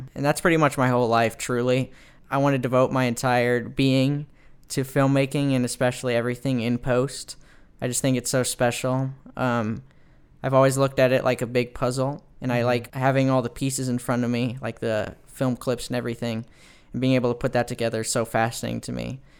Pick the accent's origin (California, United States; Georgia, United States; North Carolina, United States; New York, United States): California, United States; Fullerton; I am. I'm from the West Coast, Southern California, Orange County, Fullerton, California, represent.